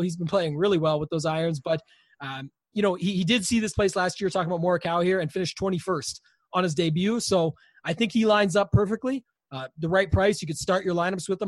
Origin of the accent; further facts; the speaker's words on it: Canada; I'm Canadian